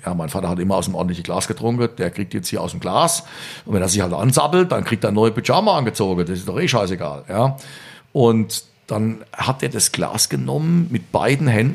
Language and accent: German; Rhineland-Palatinate, Germany; born or raised there